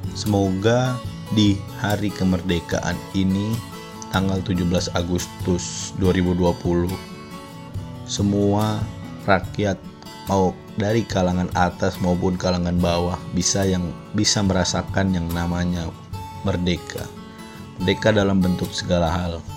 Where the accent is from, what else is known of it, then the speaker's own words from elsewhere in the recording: Tangerang, Banten, Indonesia; gua asli Tangerang